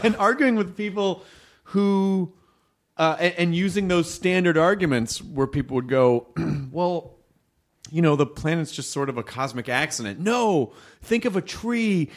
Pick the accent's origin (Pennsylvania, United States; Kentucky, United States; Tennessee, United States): Tennessee, United States; Memphis; now in Los Angeles, United States; when I was growing up in Memphis.